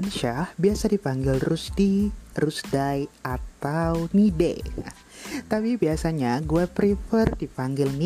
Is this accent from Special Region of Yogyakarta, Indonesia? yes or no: no; Kutai Kartanegara, East Kalimantan, Indonesia; now in Jakarta, Indonesia; oh iya, gue udah hampir 6 tahun di Jakarta. Asli gue dari Kutai Kartanegara, Kalimantan Timur.